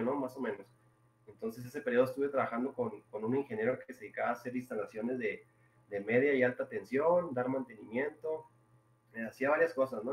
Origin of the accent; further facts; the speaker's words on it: Rosales, Chihuahua, Mexico; also born or lived in Delicias, Chihuahua; yo, soy originario de Ciudad Delicia, bueno, Ciudad Rosales, Chihuahua